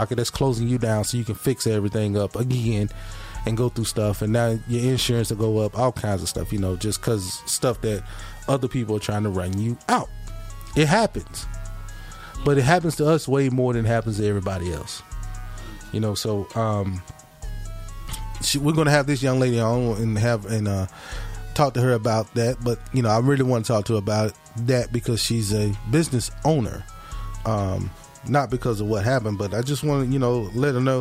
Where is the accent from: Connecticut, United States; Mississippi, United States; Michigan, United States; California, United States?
Mississippi, United States; Hattiesburg; born or raised there